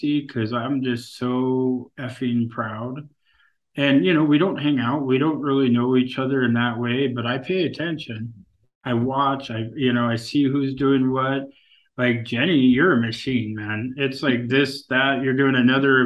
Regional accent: Kasaan, Alaska, United States; I'm from Kissan, you know, a community of 80 people.

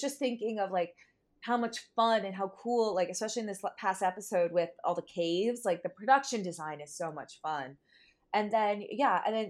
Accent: New Jersey, United States; I'm from the greater New York area. I'm from Jersey

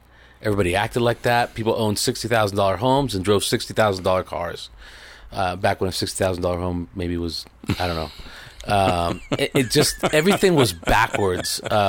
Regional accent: Miami, Florida, United States; also born or lived in Puerto Rico; I was born in Puerto Rico, and I grew up in Miami mostly. From 12 on, it was Miami, Florida.

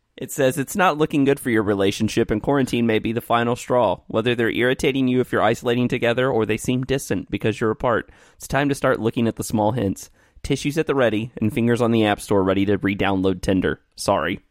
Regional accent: Evansville, Indiana, United States; there is a, uh, school here in Evansville in my hometown where I am right now

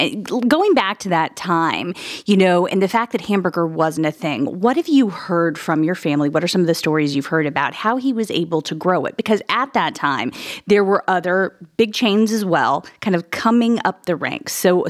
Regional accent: Illinois, United States; now in Columbus, United States; I grew up in Illinois, and I wasn't exposed to White Castle until I made the drive with my parents into Chicago

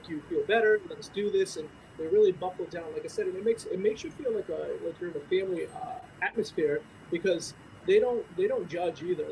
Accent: East Greenwich, Rhode Island, United States; I'm from East Greenwich, Rhode Island, New Englander

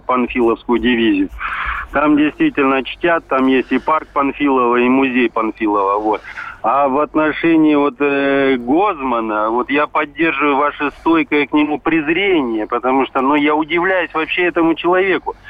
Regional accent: Bishkek, Kyrgyzstan; now in Belgorod, Russia; А вырос я в городе Фрунзе, Бишкек

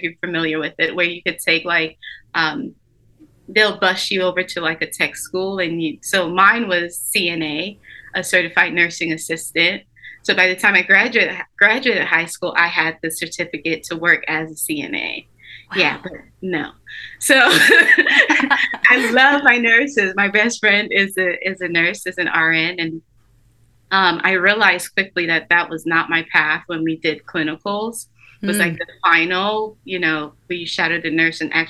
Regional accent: Orlando, Florida, United States; moved away as an adult; also born or lived in St. Lucia / St. Thomas, U.S. Virgin Islands; now in Savannah, United States; By the time I got to Orlando, I was about 10 years old

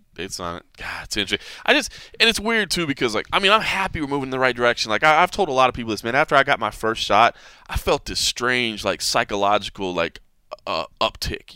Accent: Texas, United States; moved away; Texas, my home state

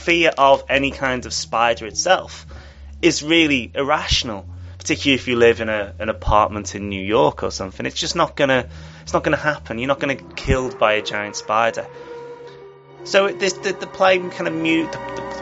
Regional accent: England, United Kingdom; as an Englishman

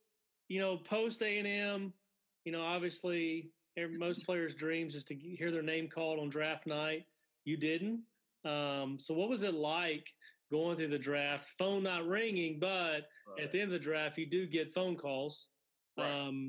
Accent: Alabama, United States; I grew up in Alabama. I grew up an Auburn fan.

